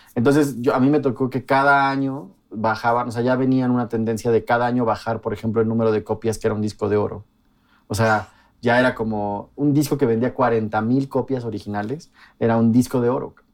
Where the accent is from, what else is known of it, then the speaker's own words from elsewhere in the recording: Mexico City, Mexico; Yo crecí en un barrio periférico de la Ciudad de México.